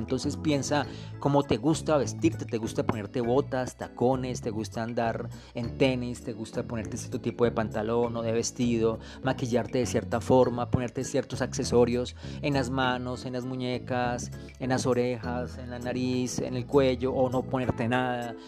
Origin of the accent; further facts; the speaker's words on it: Colombia; Colombia del alma, mi tierra hermosa